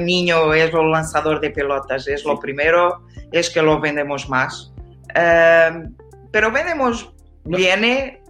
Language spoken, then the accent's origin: Spanish; Portugal; Spanish is a second language; yo soy de Portugal